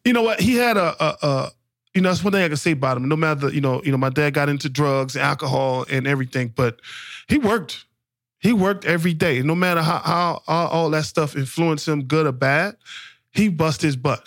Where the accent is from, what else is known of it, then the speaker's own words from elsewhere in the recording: New Orleans, Louisiana, United States; growing up in the projects, growing up in New Orleans in, in the nineties